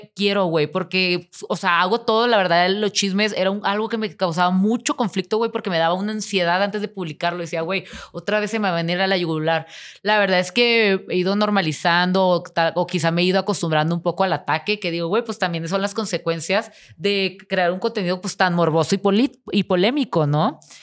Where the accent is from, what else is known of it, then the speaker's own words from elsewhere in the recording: Tijuana, Baja California, Mexico; moved away; yo voy a regresar y voy a vivir en mi pueblito